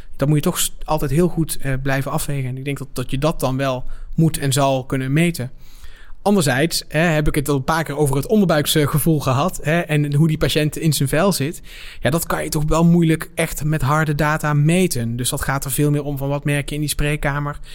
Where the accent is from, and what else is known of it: Netherlands